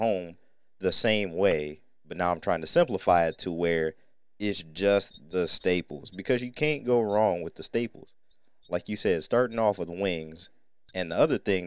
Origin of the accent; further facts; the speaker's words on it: Northern Ohio, United States; a food that we grew up on in Northern Ohio